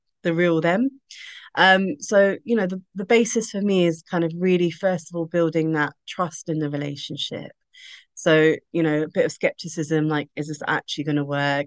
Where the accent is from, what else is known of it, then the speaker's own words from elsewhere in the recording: United Kingdom; as a British Asian female